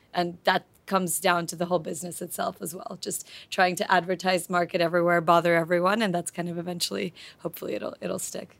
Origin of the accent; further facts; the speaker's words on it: Slovakia; now in London, United Kingdom; I'm originally from Slovakia, but I lived in London for the last few years before the M B